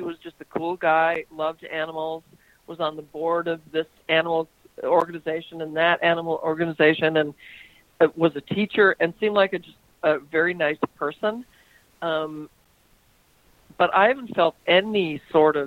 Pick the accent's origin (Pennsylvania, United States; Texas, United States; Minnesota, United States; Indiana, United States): Minnesota, United States; St. Louis Park; I grew up in St. Louis Park